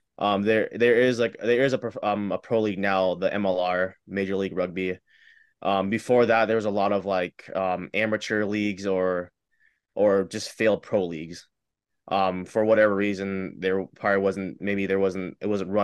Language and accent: English; Seattle, Washington, United States; I'm also from Seattle. My parents are from Laos